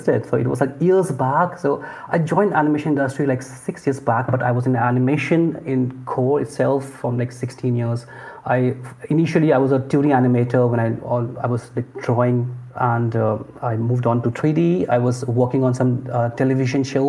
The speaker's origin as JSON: {"language": "English", "town": "Lucknow", "region": "Uttar Pradesh", "country": "India", "tie": "born or raised there", "also_born_or_lived": "Hyderabad / Bangalore", "moved": "as an adult", "lives_now": "Mumbai, India", "said": "I'm from Lucknow. It's a small town in the northern part of India. And I grew up there."}